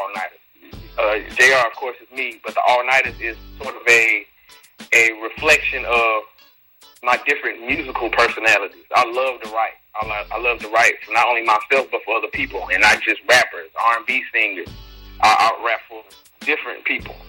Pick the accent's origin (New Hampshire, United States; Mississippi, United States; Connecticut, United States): Mississippi, United States; also born or lived in Chicago, Illinois; I'm originally from Chicago, but I spent most of my life in Mississippi.